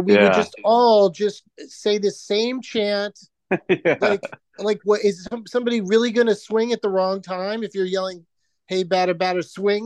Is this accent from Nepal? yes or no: no; San Diego, California, United States; I grew up in San Diego